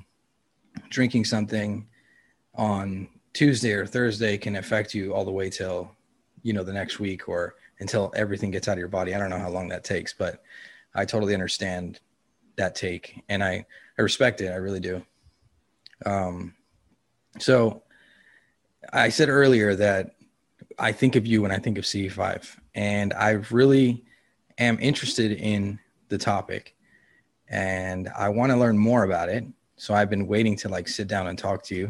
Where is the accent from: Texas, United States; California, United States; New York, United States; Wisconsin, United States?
California, United States; Los Angeles; I grew up in California and in Los Angeles and Venice Beach